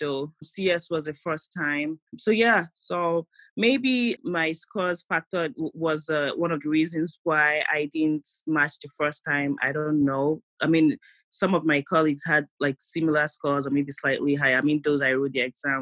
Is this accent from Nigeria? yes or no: yes; Nigeria; moved away as an adult; now in United States; my friends that I came from Nigeria